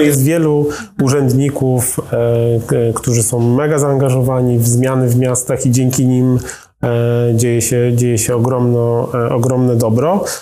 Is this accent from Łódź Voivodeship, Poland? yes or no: no; Kielce, Świętokrzyskie Voivodeship, Poland; also born or lived in Warsaw; jestem kielczaninem rodowitym, studiowałem w Warszawie i mieszkałem tutaj e, parę lat